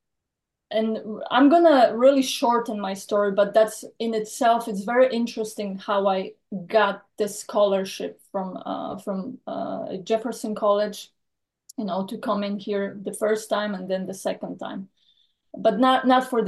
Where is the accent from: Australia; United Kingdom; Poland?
Poland; now in Texas, United States; I was born and raised in Poland, and that was actually communism when I was born.